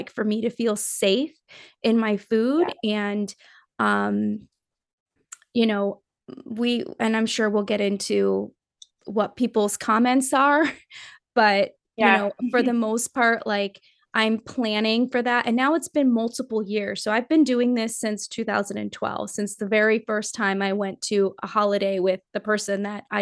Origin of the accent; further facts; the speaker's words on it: Nepal; I'm from Nepal